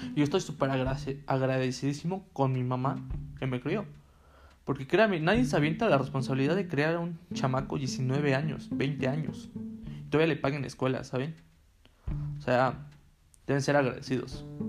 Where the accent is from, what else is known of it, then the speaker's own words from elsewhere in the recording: Tehuacán, Puebla, Mexico; moved away as an adult; Yo soy de Tehuacán, Puebla, una ciudad un poco mediana